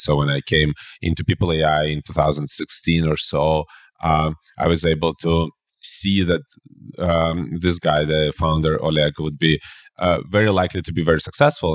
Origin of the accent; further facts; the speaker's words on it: Belarus; I'm originally from Belarus